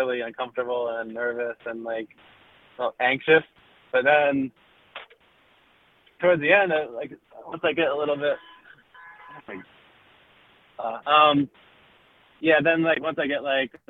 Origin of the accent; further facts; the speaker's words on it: North Carolina, United States; moved away; I'm from North Carolina, originally.